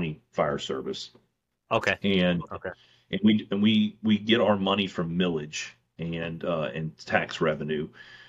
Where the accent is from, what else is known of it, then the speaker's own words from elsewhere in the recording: Mississippi, United States; growing up in Mississippi, so close to Louisiana, we have counties in Mississippi